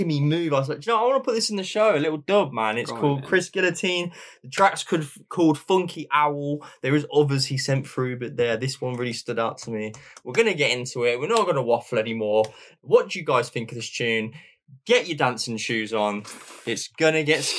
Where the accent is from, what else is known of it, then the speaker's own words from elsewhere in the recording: near Birmingham, West Midlands, United Kingdom; we're not even from Birmingham, guys. We're from near it